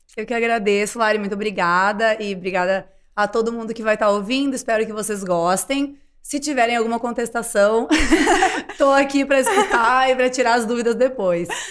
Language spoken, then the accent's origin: Portuguese; Rio Grande do Sul, Brazil; Eu sou gaúcha também.